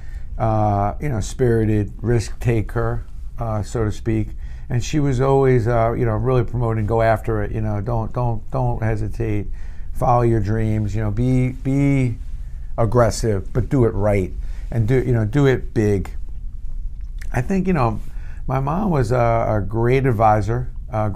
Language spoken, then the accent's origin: English; New York City, New York, United States; We grew up in Brooklyn